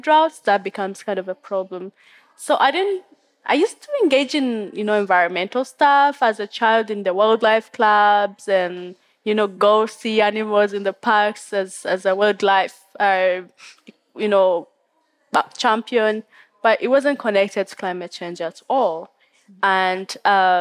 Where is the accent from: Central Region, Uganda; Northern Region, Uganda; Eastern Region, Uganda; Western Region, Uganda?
Western Region, Uganda; Fort Portal; also born or lived in Kyenjojo, Uganda / Oxford, United Kingdom; I'm from Uganda. I was born in a little village in the west of the country, in Chenjojo, and then I grew up in the next smaller town, not a town, a village actually, in Fort Poto